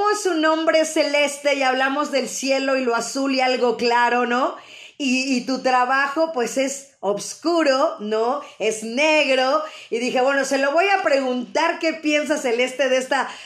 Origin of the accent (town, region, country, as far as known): Xalapa, Veracruz, Mexico